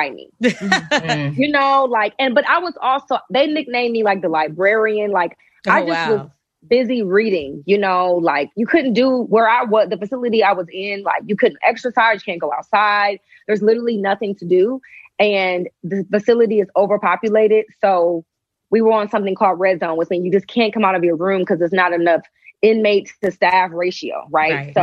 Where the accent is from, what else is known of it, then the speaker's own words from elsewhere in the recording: Shaker Heights, Ohio, United States; moved away as an adult; also born or lived in Atlanta; I'm from Shaker as well. So he was going to school there when I was going to school there.